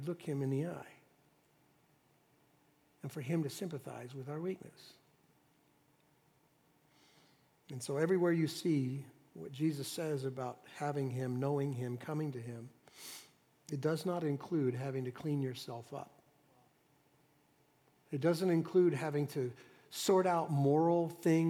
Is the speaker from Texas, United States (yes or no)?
yes; Dallas, Texas, United States; I was raised in Dallas, Texas in the 60s